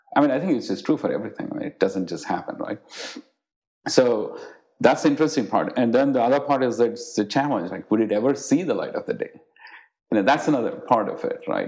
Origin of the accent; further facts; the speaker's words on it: India; moved away; the times that I grew up in India